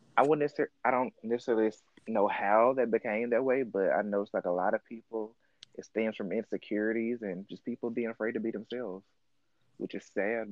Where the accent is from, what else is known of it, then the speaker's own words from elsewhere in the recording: Mississippi, United States; I grew up in the South in Mississippi, and I was like the only open kid in high school